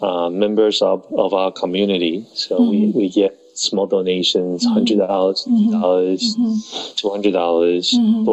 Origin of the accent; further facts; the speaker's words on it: Taiwan; born there; Yeah, I was born in Taiwan.